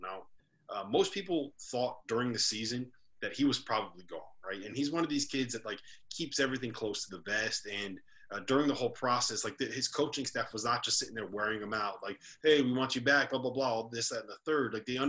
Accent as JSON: {"language": "English", "region": "New Jersey", "country": "United States", "said": "that's my home state, man. I live in New Jersey now"}